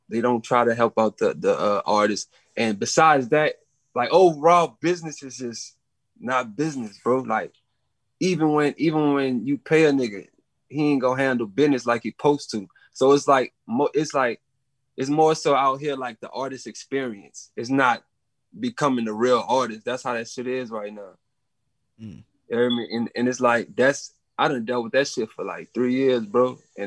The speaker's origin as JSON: {"language": "English", "town": "New Orleans", "region": "Louisiana", "country": "United States", "said": "I'm from New Orleans"}